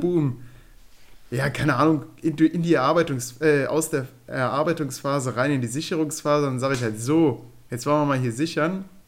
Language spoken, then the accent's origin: German; Germany; accent: Rhineland (rheinländisch); unseren rheinländischen ähm, jetzt müssen wir nochmal helfen. Akzent